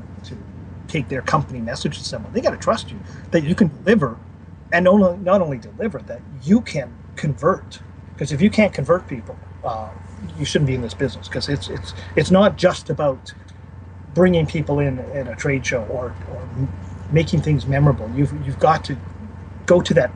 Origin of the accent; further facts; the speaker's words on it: Canada; also born or lived in Winnipeg, Manitoba; I'm Canadian